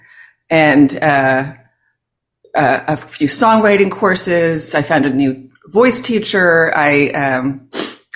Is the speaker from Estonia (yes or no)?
no; New York City, New York, United States; I grew up in New York City